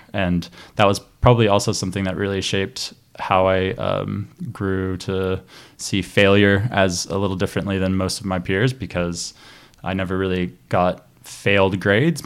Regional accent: Chattanooga, Tennessee, United States; I grew up near Chattanooga, Tennessee

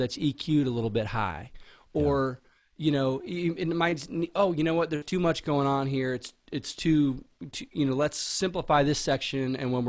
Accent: San Diego, California, United States; born there; also born or lived in Virginia Beach / Houston; And I was born in Miramar actually. Like he was based in San Diego when I was born, and then we moved to Virginia Beach and then to Houston.

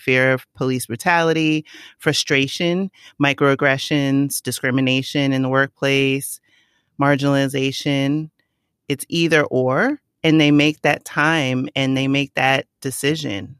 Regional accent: New York City, New York, United States; I grew up in the Bronx. I'm from the Boogie Down.

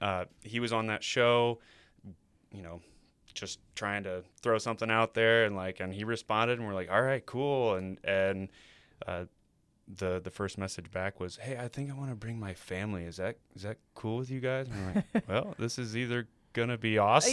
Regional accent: Rensselaer, Indiana, United States; I'm not from California. I am from right in between Indianapolis and Chicago, a place called Rensselaer, Indiana.

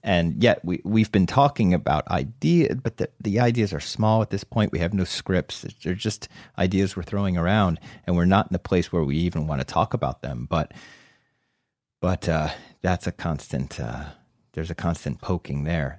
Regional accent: New Jersey, United States; also born or lived in Summit, New Jersey / Short Hills, New Jersey / Somerset County, New Jersey; I grew up next door in Short Hills, New Jersey, up until fourth grade. And then we moved out to a rural area, Somerset County

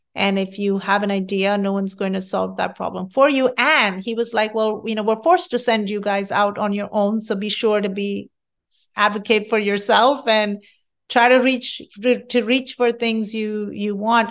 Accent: India; moved away as an adult; also born or lived in Rochester, New York / Fairfax, Virginia; now in California, United States; I'm from India, and culturally, we strive our hardest to study

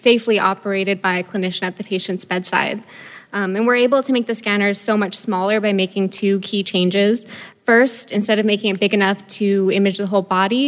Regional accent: Boston, Massachusetts, United States; I'm from Boston

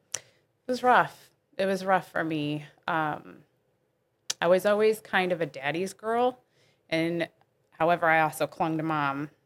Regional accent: Bridgeton, Missouri, United States; I actually did grow up in this area

